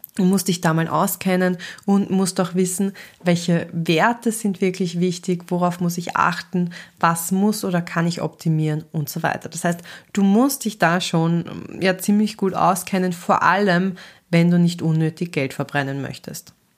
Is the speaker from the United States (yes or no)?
no; Austria; ich selber bin Österreicherin